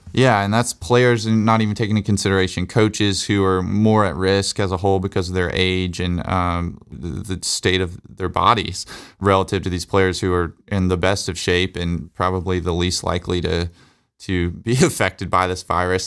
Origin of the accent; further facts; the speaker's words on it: Alabama, United States; Growing up in Alabama